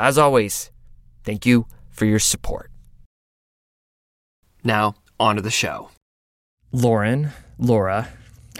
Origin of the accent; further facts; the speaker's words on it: Florida, United States; growing up in Florida